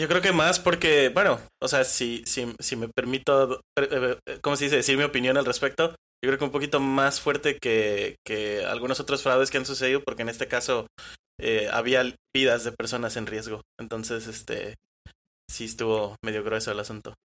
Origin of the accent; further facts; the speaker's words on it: Colima, Mexico; soy de aquí de Colima